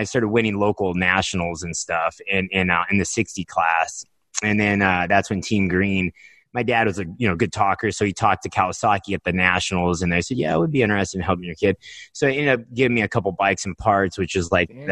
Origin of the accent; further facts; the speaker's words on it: Nebraska, United States; I grew up in Nebraska, like in it's like cornfields